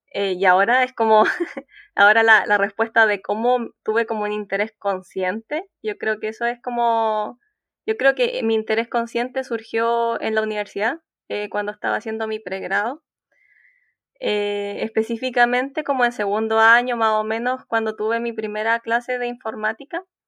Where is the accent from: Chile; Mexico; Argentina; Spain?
Chile; Concepción, Biobío; Yo soy de Concepción, así que es una universidad que está en mi región